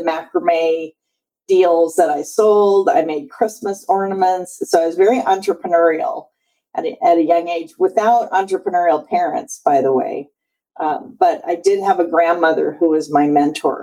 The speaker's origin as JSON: {"language": "English", "town": "Seattle", "region": "Washington", "country": "United States", "tie": "born or raised there", "also_born_or_lived": "Boston", "moved": "as an adult", "said": "I grew up in Seattle"}